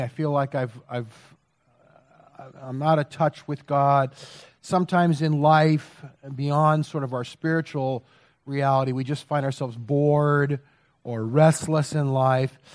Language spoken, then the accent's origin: English; United States